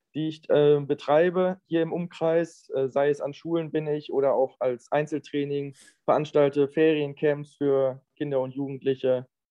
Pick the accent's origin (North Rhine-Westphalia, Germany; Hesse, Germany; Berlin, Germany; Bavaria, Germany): North Rhine-Westphalia, Germany; Mettmann; moved away as an adult; also born or lived in Düsseldorf / Aachen / Karlsruhe / Rostock; ich komme ursprünglich aus Mettmann und wohne jetzt wieder in Mettmann